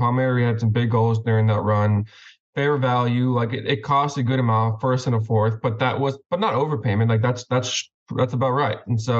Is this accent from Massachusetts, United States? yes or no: yes; Boston, Massachusetts, United States; I'm from Boston, if you didn't know.